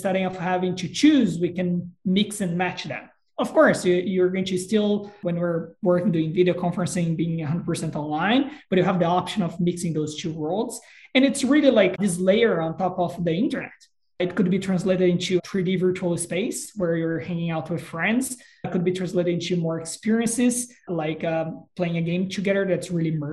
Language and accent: English; Brazil; moved away; I'm originally from Brazil